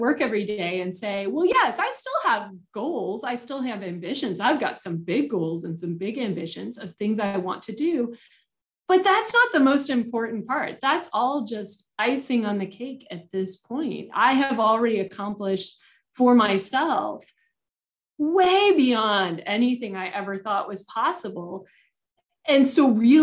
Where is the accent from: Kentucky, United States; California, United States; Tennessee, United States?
California, United States; Southern; I grew up in Southern California